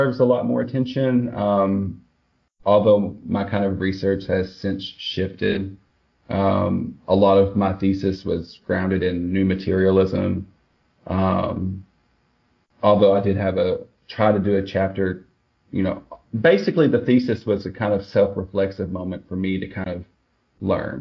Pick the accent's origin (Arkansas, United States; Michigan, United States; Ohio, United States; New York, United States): Arkansas, United States; Swifton; moved away as an adult; also born or lived in Newport, Arkansas / Tuckerman, Arkansas / Jonesboro, Arkansas; now in Texas, United States; Jackson County is where I'm from